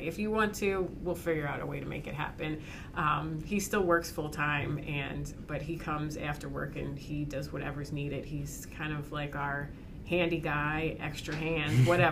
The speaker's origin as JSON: {"language": "English", "area": "Berks County", "region": "Pennsylvania", "country": "United States", "tie": "born or raised there", "said": "we grew up in Berks County"}